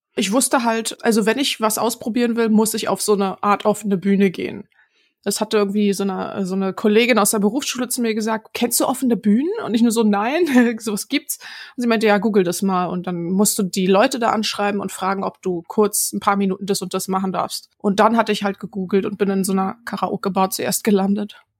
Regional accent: Berlin, Germany; ich komme aus Berlin-Neukölln ursprünglich

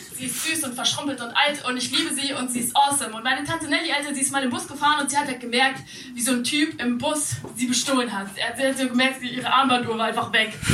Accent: Munich, Bavaria, Germany; Ich bin einundzwanzig Jahre alt, äh, geboren in München.

